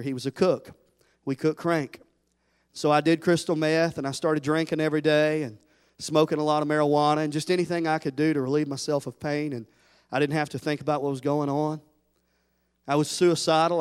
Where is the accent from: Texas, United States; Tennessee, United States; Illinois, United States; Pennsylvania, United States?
Tennessee, United States; I'm from Tennessee